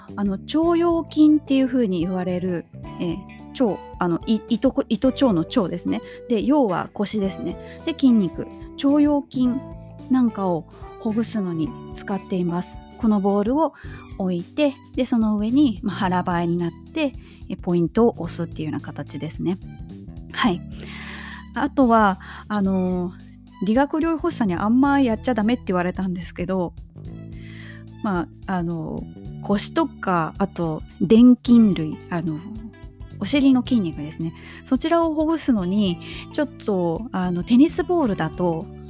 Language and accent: Japanese; Japan; 地震の多い国で生まれ育った私